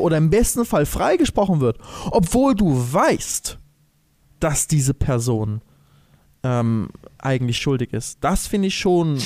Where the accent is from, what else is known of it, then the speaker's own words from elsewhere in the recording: Germany; als Deutsche